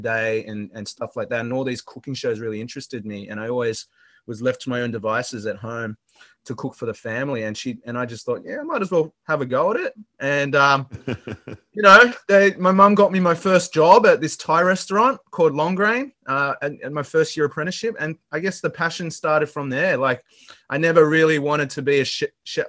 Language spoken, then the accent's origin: English; Sydney, New South Wales, Australia; And I was born in Australia, in Sydney, Australia. And I actually grew up in restaurants. My mother is a Vietnamese icon in the Sydney dining scene.